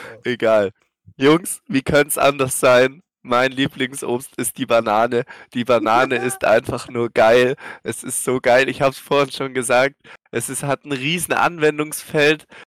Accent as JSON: {"language": "German", "area": "Swabia", "region": "Baden-Württemberg", "country": "Germany", "said": "als Schwabe"}